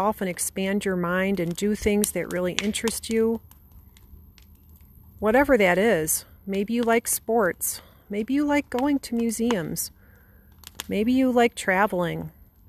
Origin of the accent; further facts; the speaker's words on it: Chicago, Illinois, United States; I'm from Chicago.